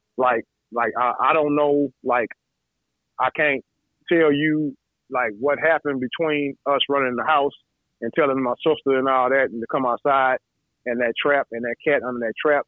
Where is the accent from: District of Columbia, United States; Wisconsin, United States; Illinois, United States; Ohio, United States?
Ohio, United States; Toledo; Toledo, yeah, Toledo, thirty three fifty eight Mayor Street